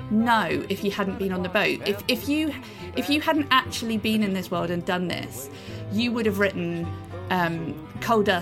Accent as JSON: {"language": "English", "country": "United Kingdom", "said": "I cannot, as a British person, say bluegrass."}